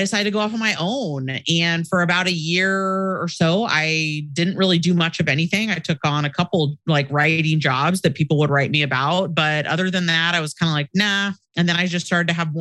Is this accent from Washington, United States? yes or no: no; Portland, Oregon, United States; I'm originally from Portland, Oregon on the West Coast. So I moved back home